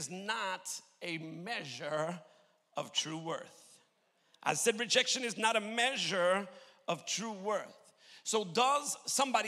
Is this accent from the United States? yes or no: yes; New York, United States; moved away; I'm from New York originally.